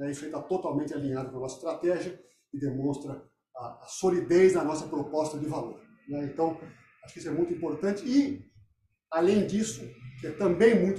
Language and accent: Portuguese; Brazil; eu, como brasileiro